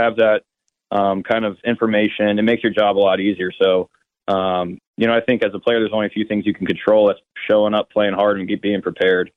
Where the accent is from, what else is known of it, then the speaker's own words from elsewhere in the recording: Cincinnati, Ohio, United States; moved away; also born or lived in Arkansas; I was drafted by the, my hometown team